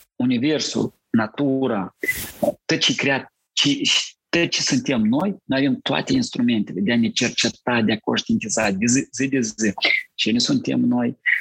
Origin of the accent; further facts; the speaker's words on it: Cărpineni, Hîncești District, Moldova; m-a născut eu în Republica Moldova, în satul Cărpineni